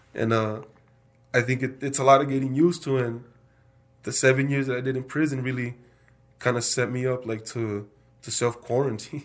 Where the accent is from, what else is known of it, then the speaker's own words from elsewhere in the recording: South Texas, United States; also born or lived in Wisconsin; now in Idaho Falls, United States; I'm from South Texas